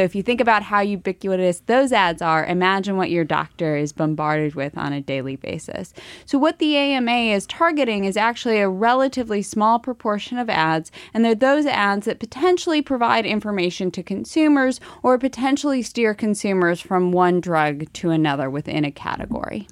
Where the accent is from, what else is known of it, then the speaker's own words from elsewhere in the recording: Ohio, United States; moved away; I'm from Ohio